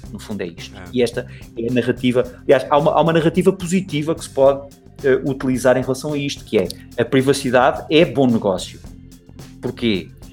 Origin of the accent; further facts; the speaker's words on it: Portugal; moved away as an adult; now in Brazil; sou português